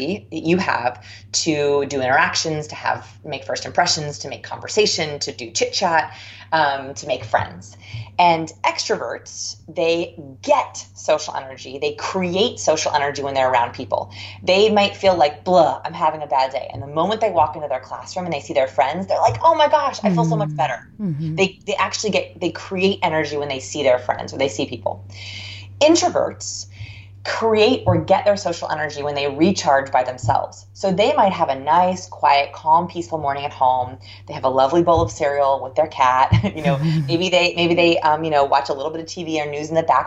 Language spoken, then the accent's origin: English; Southern California, United States; I grew up in Southern California, so it never rained